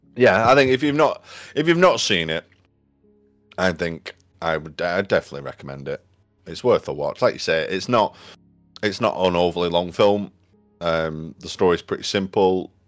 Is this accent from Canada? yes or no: no; United Kingdom; As a, as a Brit